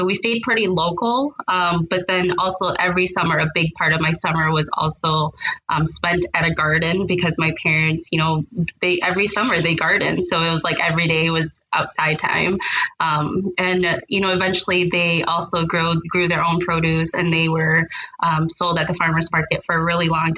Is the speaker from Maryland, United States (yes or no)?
no; St. Paul, Minnesota, United States; I was born and raised here in St. Paul.